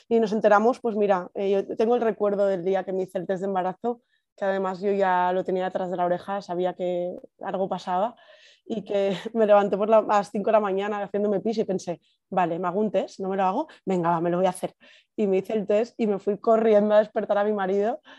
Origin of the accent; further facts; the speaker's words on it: Valencia, Valencian Community, Spain; moved away as an adult; now in San Sebastián, Spain; tengo casi 33 años, soy de Valencia, pero los últimos años de, de mi vida, los últimos 10 años, he vivido en San Sebastián